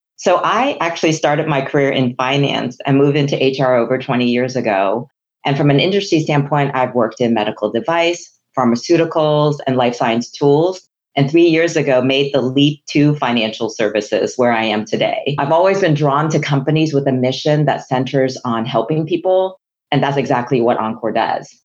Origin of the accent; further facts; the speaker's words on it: Hong Kong; first language Chinese; English is a second language; moved away; I'm a Chinese immigrant from Hong Kong. English was not my first language Chinese was